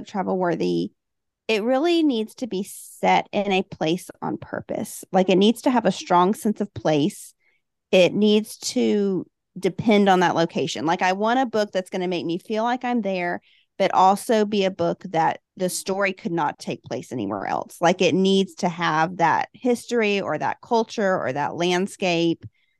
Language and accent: English; Huntsville, Alabama, United States; I'm from Alabama, Huntsville, Alabama. And I think we have so many gyms here in the South that I love to go to.